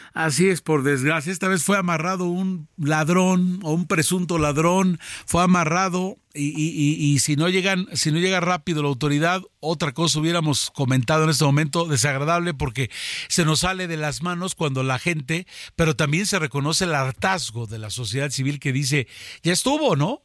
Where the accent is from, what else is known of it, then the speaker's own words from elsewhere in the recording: Mexico; nosotros en México